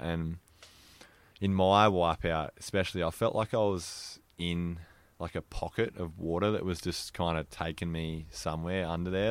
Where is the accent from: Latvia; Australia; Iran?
Australia; Mollymook, New South Wales; I grew up in Mollymook, which is, yeah, where we're sitting